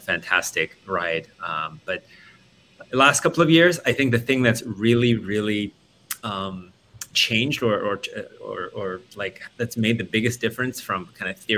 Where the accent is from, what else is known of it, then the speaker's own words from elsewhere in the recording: Australia; moved away as an adult; also born or lived in Silicon Valley; I grew up in Australia and moved to Silicon Valley to work for them